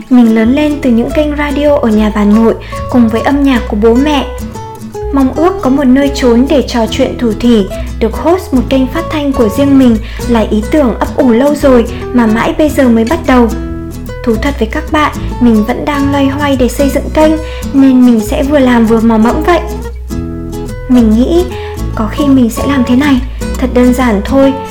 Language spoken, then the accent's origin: Vietnamese; Hanoi, Vietnam; born there; Mình sinh ra ở Hà Nội vào một ngày đầu hạ